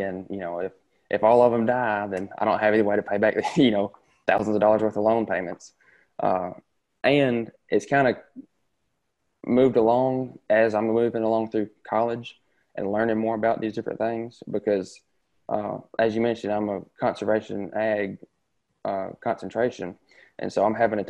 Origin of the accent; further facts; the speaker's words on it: Tishomingo County, Mississippi, United States; I'm from Tishomingo County.